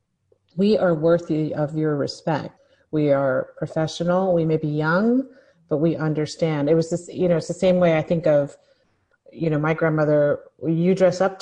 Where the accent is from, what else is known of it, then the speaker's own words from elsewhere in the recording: New York City, New York, United States; also born or lived in Washington, D.C.; I grew up in New York. My family is from New York City.